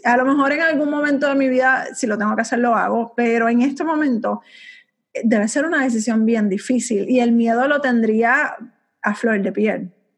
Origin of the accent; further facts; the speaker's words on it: Puerto Rico; yo no me veo fuera de mi isla bella. O sea, yo amo mi isla.